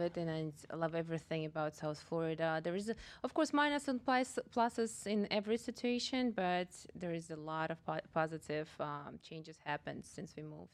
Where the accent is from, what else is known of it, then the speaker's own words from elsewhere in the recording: Russia; moved away as an adult; also born or lived in Kazakhstan; now in Boca Raton, United States; Originally, I am from uh, Russia